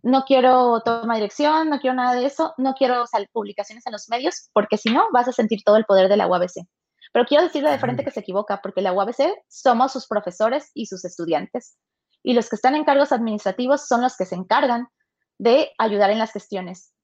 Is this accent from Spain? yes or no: no; Tuxtepec, Oaxaca, Mexico; moved away; yo soy de Oaxaca, Tuxtepec, Oaxaca, orgullosamente